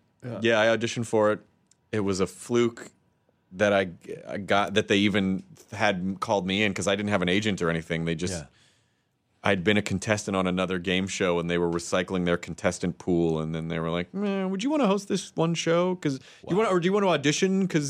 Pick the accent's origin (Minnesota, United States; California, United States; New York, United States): California, United States; Santa Rosa; I'm from Santa Rosa, California. I come in here all the time.